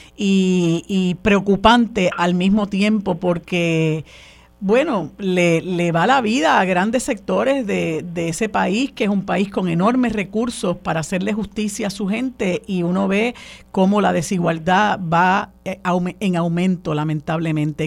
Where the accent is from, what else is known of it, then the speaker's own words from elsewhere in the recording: Puerto Rico; first language Spanish; aquí yo me atrevería a decir que el 90% de nuestra gente no domina el inglés. Y aquí se habla español en todos los lugares. Es nuestra lengua materna